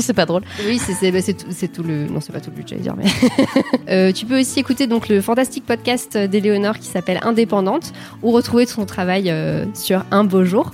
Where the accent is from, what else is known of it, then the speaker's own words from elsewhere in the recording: Alsace, Grand Est, France; je suis alsacienne.